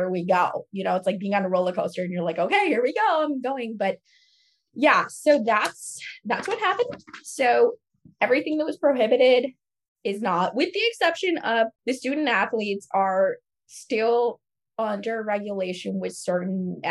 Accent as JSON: {"language": "English", "region": "Florida", "country": "United States", "said": "I'm from Florida"}